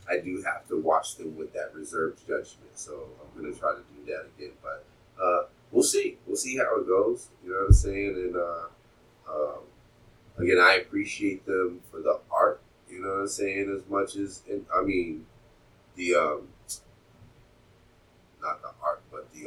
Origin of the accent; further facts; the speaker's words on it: United States; I am American